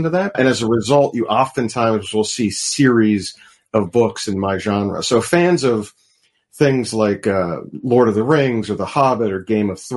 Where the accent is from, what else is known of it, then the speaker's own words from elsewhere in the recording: Pittsburgh, Pennsylvania, United States; I'm from Pittsburgh